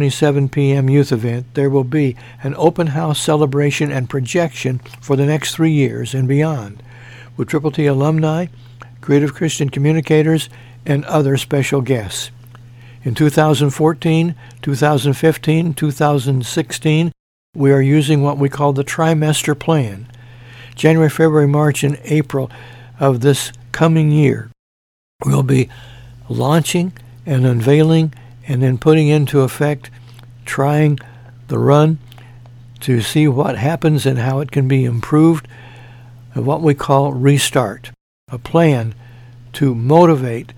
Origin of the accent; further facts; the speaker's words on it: Mount Carmel, Illinois, United States; moved away; Mount Carmel, Illinois, my hometown